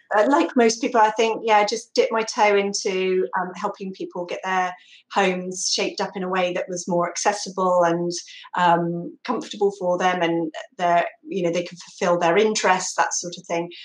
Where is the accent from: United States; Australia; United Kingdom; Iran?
United Kingdom; Somerset, South West England; now in Exmouth, United Kingdom; I'm from Somerset